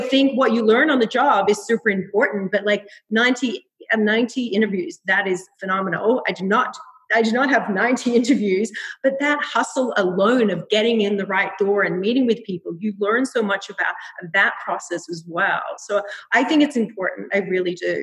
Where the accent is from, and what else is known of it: Melbourne, Victoria, Australia; moved away as an adult; now in New York, United States